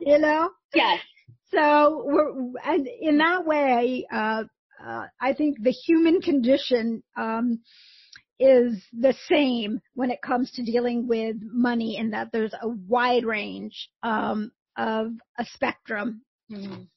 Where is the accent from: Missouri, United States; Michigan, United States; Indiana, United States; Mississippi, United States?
Indiana, United States; I grew up in a small town in Indiana